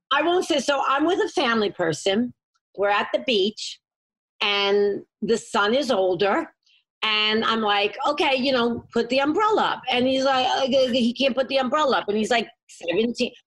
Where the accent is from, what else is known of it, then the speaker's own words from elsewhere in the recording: New York City, New York, United States; I grew up in the city. I grew up in Lower East Side of Manhattan